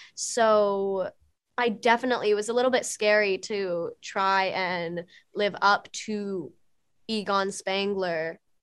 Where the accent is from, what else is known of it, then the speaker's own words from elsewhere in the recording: Texas, United States; I'm from Texas, Southern manners